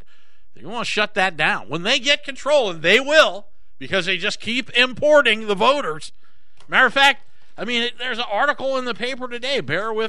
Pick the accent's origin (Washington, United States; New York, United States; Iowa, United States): Iowa, United States; I grew up in Iowa